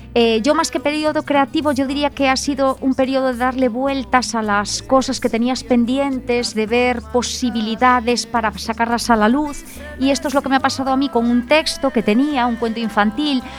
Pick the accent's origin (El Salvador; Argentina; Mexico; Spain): Spain; Betanzos, Galicia; now in Oleiros, Spain; Yo soy de Betanzos